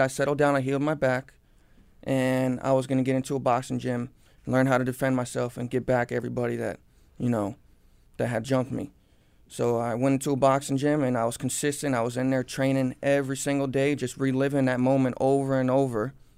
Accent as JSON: {"language": "English", "town": "Cooper City", "region": "Florida", "country": "United States", "tie": "born or raised there", "said": "I was born and raised in Cooper City, Florida. I've lived in the same house my whole life"}